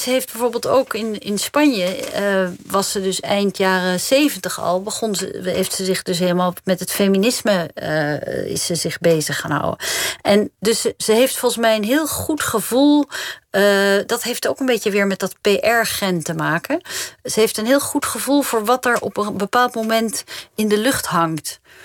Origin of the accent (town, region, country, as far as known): Netherlands